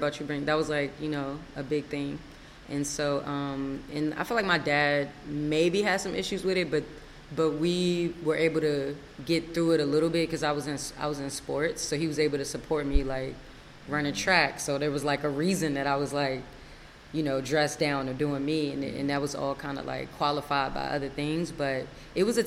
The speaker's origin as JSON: {"language": "English", "town": "Largo", "region": "Maryland", "country": "United States", "tie": "born or raised there", "also_born_or_lived": "Washington, D.C. / Forestville, Maryland", "said": "I grew up in Maryland, like you said. I was born in Washington, D.C. For a really short time, lived in Forestville and grew up in Largo"}